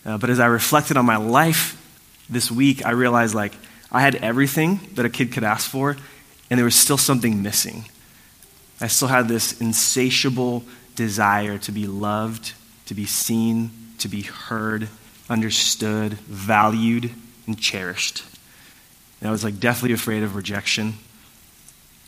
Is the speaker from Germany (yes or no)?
no; Puerto Rico; I was born in Puerto Rico, like I shared earlier. It's a beautiful island